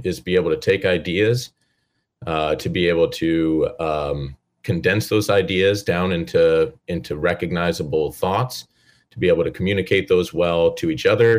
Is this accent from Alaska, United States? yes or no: yes; Kenai Peninsula, Alaska, United States; also born or lived in Washington State; I grew up on the Kenai area here. I moved up to Alaska with my parents when I was 9 years old